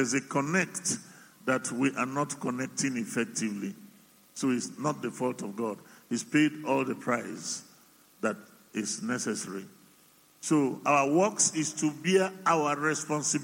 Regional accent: Yorubaland, Nigeria; also born or lived in Cameroon; I'm Omo Ibo who grew up in Yoruba land

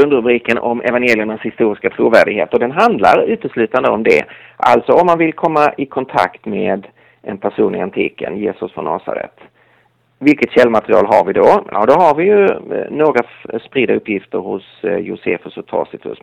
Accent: Lund, Skåne, Sweden; accent: Skåne dialect; moved away as an adult; now in Stockholm, Sweden; Nu är jag inte från Galileen utan från Skåne. Så jag kommer från Lund

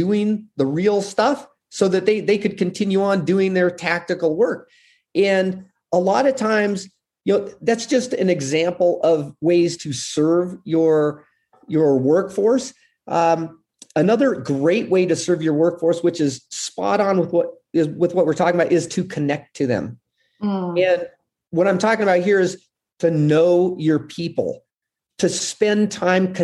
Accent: United States; also born or lived in Puerto Rico; I'm this gringo from America

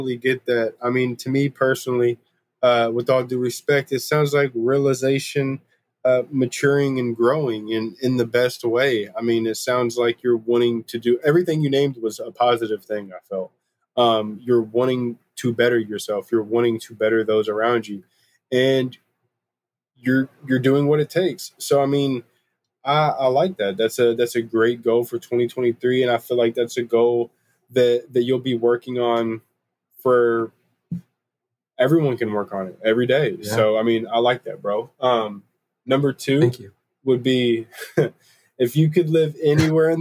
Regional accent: Kentucky, United States; you can definitely tell that I'm from Kentucky.

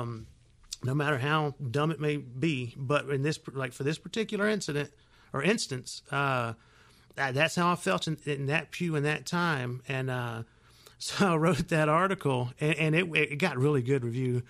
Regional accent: Union City, Georgia, United States; grew up in Union City, and we didn't go to church much

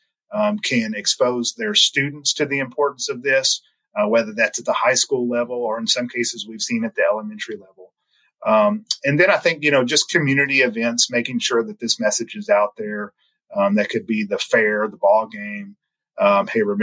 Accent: Sikeston, Missouri, United States; now in Jefferson City, United States; I grew up in Southeast Missouri

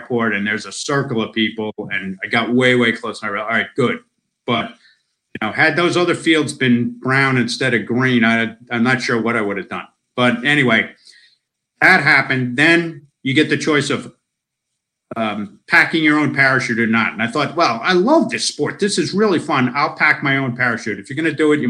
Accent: United States; moved away as an adult; now in Australia; I'm an American citizen. I spent most of my life in America

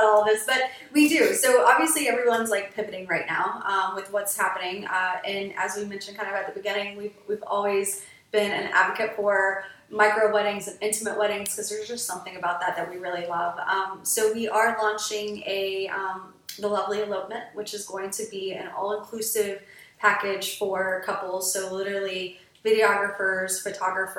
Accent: Greenville, South Carolina, United States; moved away as an adult; also born or lived in Clemson, South Carolina / Charleston, South Carolina; I grew up in Greenville, South Carolina, and then on a mountain, Paris Mountain

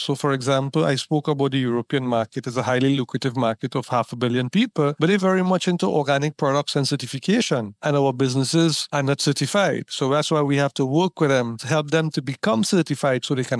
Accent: Trinidad & Tobago; now in Barbados; Barbados, and I'm based here, so it's my country as well. I'm from Trinidad and Tobago.

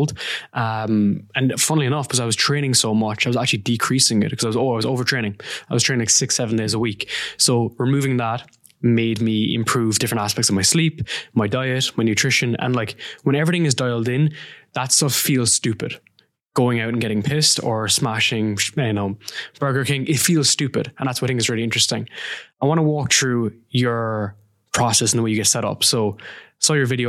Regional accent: Ireland; I'm from Ireland

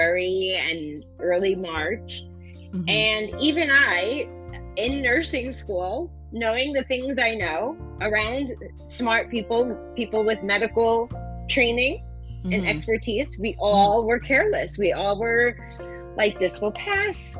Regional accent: New York, United States; So I am a New Yorker, born and raised.

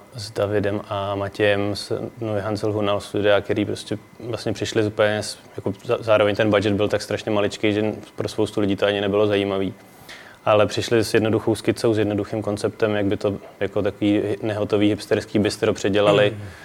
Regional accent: Prague, Czechia; jsem ze Strašnice

